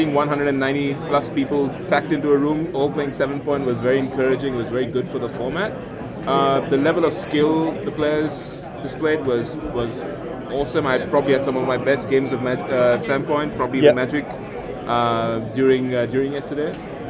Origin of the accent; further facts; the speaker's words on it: Adelaide, South Australia, Australia; I'm from Adelaide.